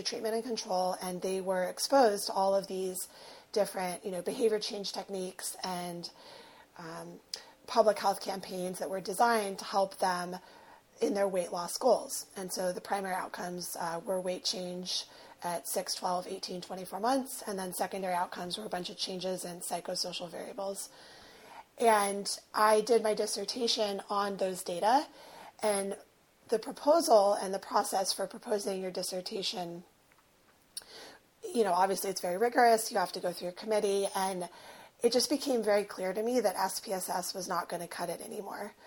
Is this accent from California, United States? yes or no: yes; Los Angeles, California, United States; I present, I'm white, I am from West